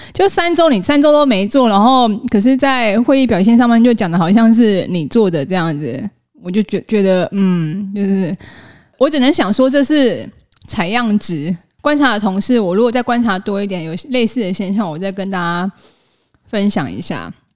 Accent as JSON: {"language": "Chinese", "country": "Taiwan", "said": "我们台湾人真的也蛮老实，也蛮钉钉的呢"}